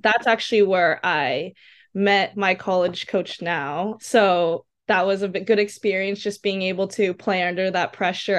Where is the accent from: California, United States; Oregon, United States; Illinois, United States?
California, United States; Seaside; So I'm from Seaside, California, kind of near Pebble Beach and Monterey area.